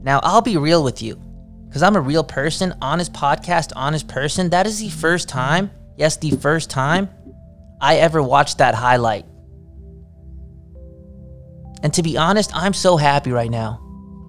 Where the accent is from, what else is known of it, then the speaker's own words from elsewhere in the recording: Canada; I'm Canadian